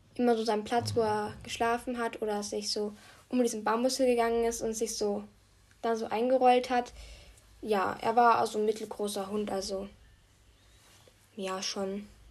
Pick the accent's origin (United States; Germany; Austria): Austria; Ich bin halt Österreicherin